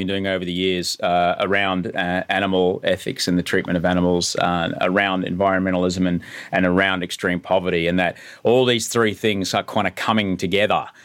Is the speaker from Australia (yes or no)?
yes; Brisbane, Queensland, Australia; Kenmore, which is near where I grew up in Brisbane